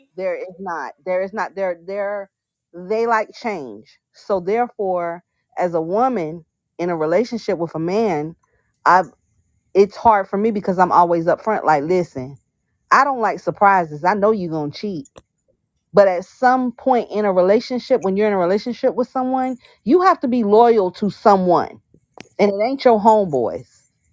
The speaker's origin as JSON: {"language": "English", "country": "Bermuda", "moved": "yes", "said": "I'm from Bermuda, so we're British."}